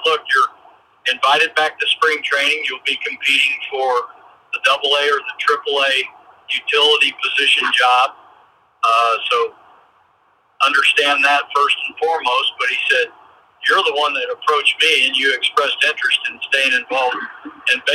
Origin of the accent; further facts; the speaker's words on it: Texas, United States; moved away as an adult; growing up in Texas